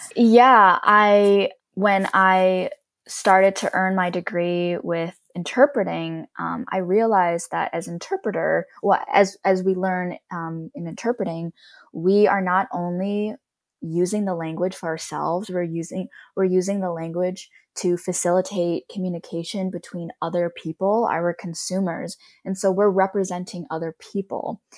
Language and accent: English; Cleveland, Ohio, United States; moved away as an adult; also born or lived in Columbus, Ohio; now in Los Angeles, United States; I grew up in Cleveland, but then went to school at Ohio State in Columbus, so I lived there for about eight years